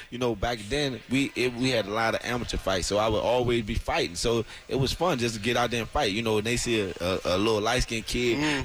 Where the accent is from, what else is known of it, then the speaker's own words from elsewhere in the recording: Washington, District of Columbia, United States; now in St. Petersburg, Florida, United States; I grew up in Washington, D.C., so we did a lot of boxing in the neighborhoods